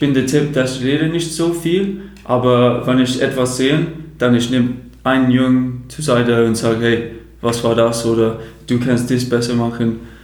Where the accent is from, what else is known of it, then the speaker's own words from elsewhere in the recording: Chatham, South East England, United Kingdom; German is a second language; moved away as an adult; now in Germany; die Stadt heißt ähm, Chatham